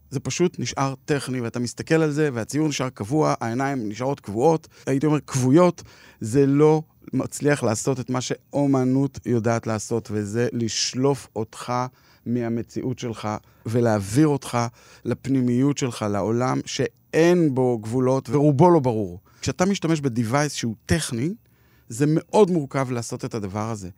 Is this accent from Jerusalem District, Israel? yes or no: yes; Jerusalem, Jerusalem District, Israel; אני גדלתי ברחביה בירושלים, למדתי בגימנסיה רחביה